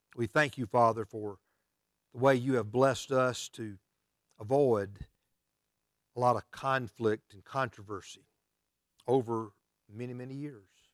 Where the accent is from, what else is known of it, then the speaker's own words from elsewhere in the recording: United States; as American Christians